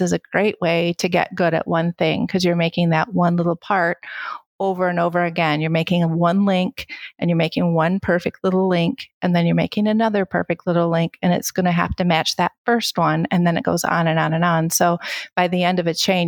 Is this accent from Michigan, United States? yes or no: yes; Kalamazoo, Michigan, United States; moved away as an adult; I grew up in Kalamazoo and I went to school in Kalamazoo